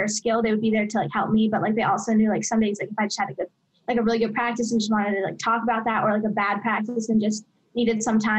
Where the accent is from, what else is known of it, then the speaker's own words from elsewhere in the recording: Coral Springs, Florida, United States; moved away as an adult; So I grew up in Coral Springs, Florida. It's like a suburb of Fort Lauderdale, just a little bit north of the Miami area.